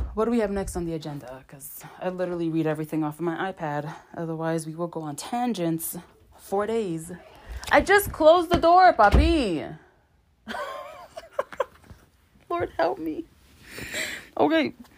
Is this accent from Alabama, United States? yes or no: no; New York, United States; I'm from New York